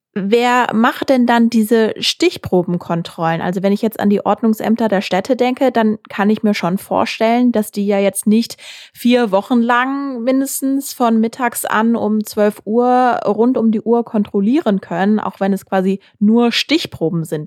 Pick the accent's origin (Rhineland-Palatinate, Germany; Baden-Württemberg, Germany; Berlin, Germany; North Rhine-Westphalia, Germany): North Rhine-Westphalia, Germany; Essen; in meiner Heimatstadt Essen